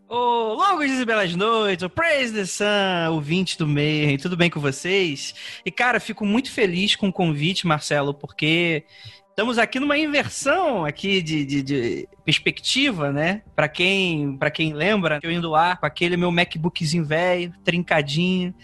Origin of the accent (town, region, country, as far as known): Rio de Janeiro, Brazil; moved away as an adult; now in São Paulo, Brazil